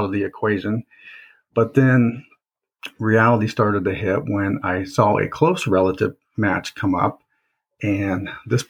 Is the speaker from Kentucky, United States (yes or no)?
no; Indiana, United States; also born or lived in Fort Rucker, Alabama; I grew up in Indiana